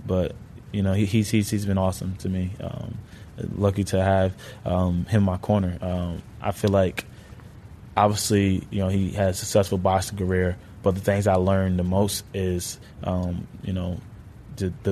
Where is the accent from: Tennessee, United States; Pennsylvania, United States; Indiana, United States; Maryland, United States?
Pennsylvania, United States; also born or lived in Bronx, New York; when I was like 5-6 years old, my parents moved me and my siblings to Pennsylvania.